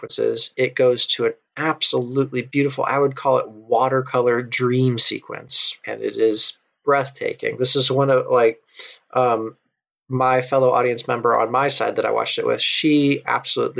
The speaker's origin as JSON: {"language": "English", "country": "United States", "said": "I'm American"}